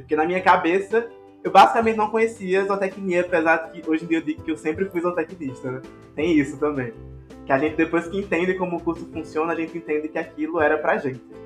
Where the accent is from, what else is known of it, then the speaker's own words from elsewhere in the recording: Areia, Paraíba, Brazil; Eu sou de uma cidade chamada Areia, que é na Paraíba